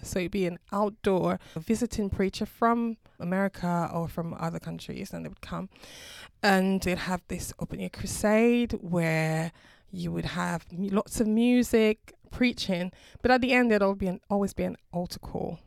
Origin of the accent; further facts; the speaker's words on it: Dominica; now in United Kingdom; I'm originally from the Caribbean, a small island called Dominica